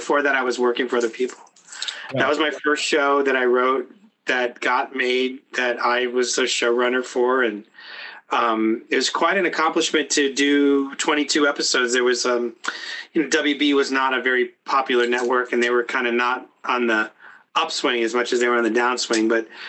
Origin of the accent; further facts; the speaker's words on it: Tucson, Arizona, United States; moved away; a guy like me from Tucson